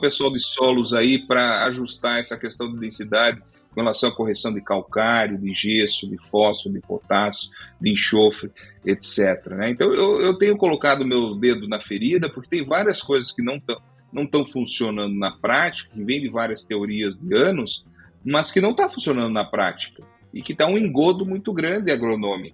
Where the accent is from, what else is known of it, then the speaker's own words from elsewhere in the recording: Passo Fundo, Rio Grande do Sul, Brazil; moved away as an adult; now in São Paulo, Brazil; a minha criação toda foi no Rio Grande do Sul, em Passo Fundo